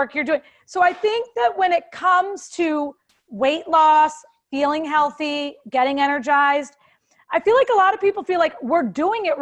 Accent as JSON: {"language": "English", "country": "United States", "said": "we're American"}